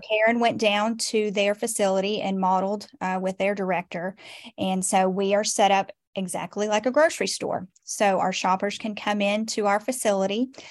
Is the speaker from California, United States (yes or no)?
no; Nashville, Tennessee, United States; moved away as an adult; also born or lived in Cheatham County / Robertson County / Sumner County; now in Portland, Tennessee, United States; I was born and raised in Nashville